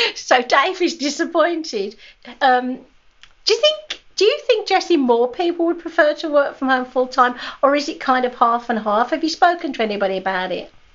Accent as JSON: {"language": "English", "country": "United Kingdom", "said": "I'm a Brit"}